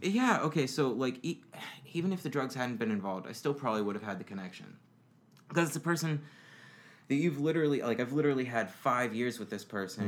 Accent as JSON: {"language": "English", "region": "Florida", "country": "United States", "tie": "born or raised there", "also_born_or_lived": "Indiana", "said": "moved here when I was about six years old, and I've lived here for the past 22 years"}